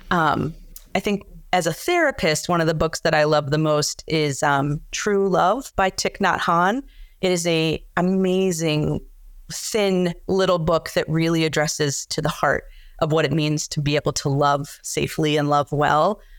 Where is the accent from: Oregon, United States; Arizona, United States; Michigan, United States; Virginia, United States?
Virginia, United States; also born or lived in Germany / Texas / New York; I was born in Germany. I've lived in Texas. I lived in New York. Um, but I spent the bulk of my childhood in the Northern Virginia area.